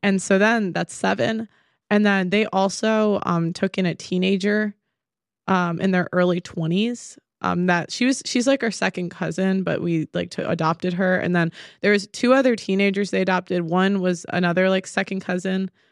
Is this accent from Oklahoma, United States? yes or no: no; Chicago, Illinois, United States; now in England; I'm from Chicago, the suburbs, originally